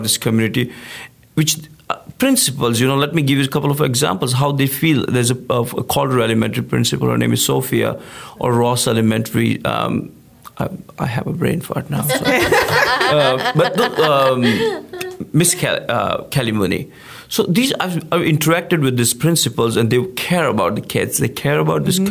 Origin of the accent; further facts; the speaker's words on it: India; now in League City, United States; I'm originally from India, come from a small town village mentality